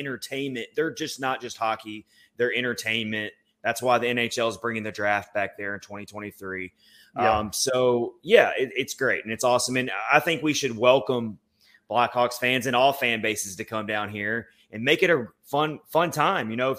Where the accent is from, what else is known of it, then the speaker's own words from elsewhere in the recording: Nashville, Tennessee, United States; me being a Nashville native